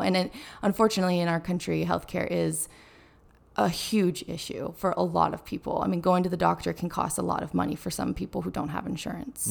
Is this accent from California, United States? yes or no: yes; Carmel, California, United States; moved away; growing up in Carmel, Monterey